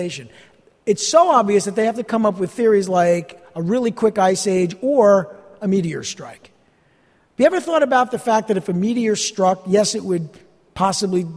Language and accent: English; New Jersey, United States; I'm from New Jersey